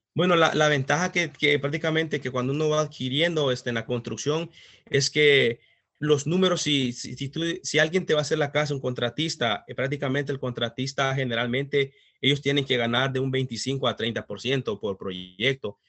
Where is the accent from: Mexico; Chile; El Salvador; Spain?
El Salvador; moved away as an adult; soy de El Salvador, este, tengo prácticamente como 13 años de estar en este país.